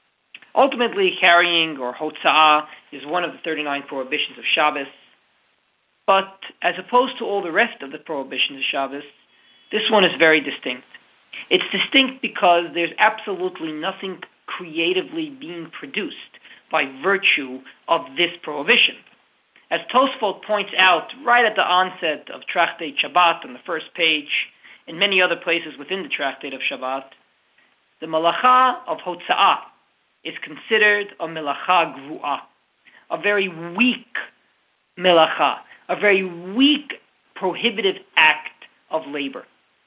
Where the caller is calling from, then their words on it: Halifax, Nova Scotia, Canada; I'm calling you from Halifax, Nova Scotia